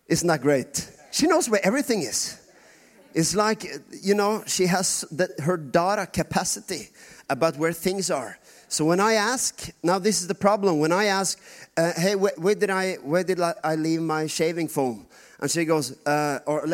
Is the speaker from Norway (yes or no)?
yes; Norway; first language Norwegian; English is a second language